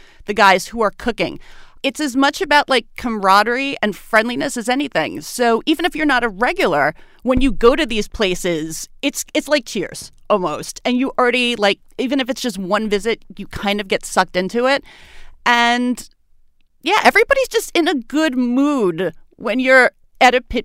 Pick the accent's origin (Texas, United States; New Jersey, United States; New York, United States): New York, United States; New York City; moved away as an adult; now in Baltimore, United States; I'm originally from Brooklyn, New York. I have lived in Baltimore for the last 6 years